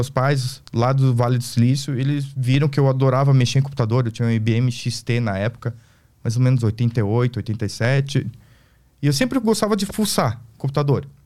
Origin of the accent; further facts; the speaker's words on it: South Korea; now in Brazil; Até que um dia eu me toquei que eu sou coreano, sabia falar, eh, sabia entender japonês por causa que eu via desenho animado.